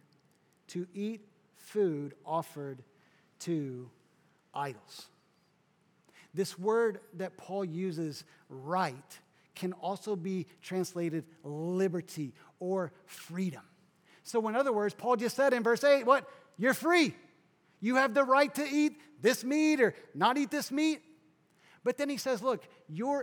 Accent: South Kentucky, United States; So I grew up kind of in the Midwest, South Kentucky

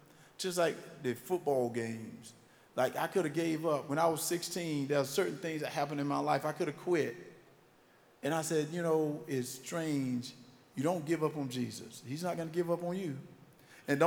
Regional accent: Wrightsville, Georgia, United States; accent: country; moved away; So I gotta sound like where I'm from

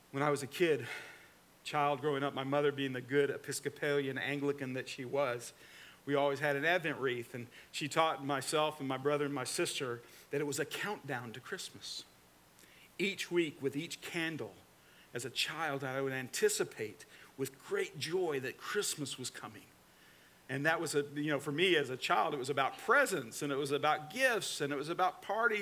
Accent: Atlanta, Georgia, United States; also born or lived in Newnan, Georgia; now in Florida, United States; I'm from the Atlanta, Georgia area, and I'm an Atlanta Braves fan

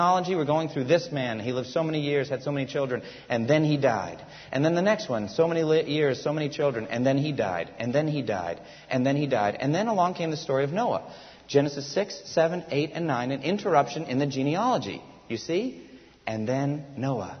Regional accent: United States; first language English; also born or lived in Japan; I was born in America. I love my country

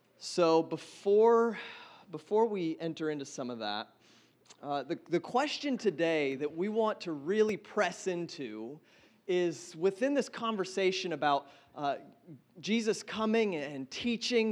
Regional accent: Seattle, Washington, United States; now in Los Angeles, United States; I'm from Seattle. So I chased the sun down to Los Angeles

